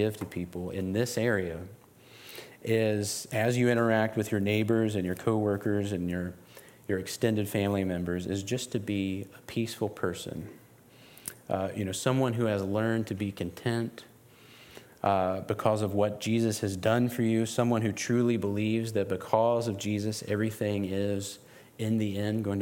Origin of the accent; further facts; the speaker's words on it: West Virginia, United States; As someone who was born and raised in West Virginia, in this region, I grew up about 40 minutes from here.